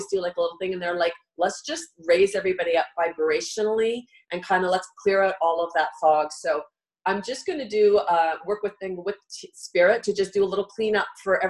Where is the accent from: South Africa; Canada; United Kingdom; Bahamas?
Canada; we're Canadian